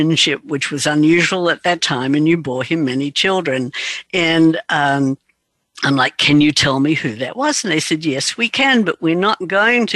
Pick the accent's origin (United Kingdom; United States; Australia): Australia; I was raised in Australia